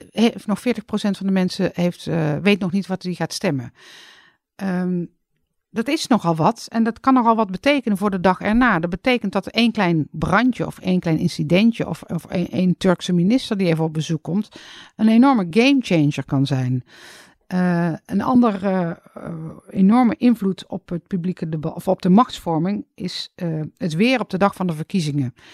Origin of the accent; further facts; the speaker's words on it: North Brabant, Netherlands; Uit Brabant nou, verder niks bijzonders.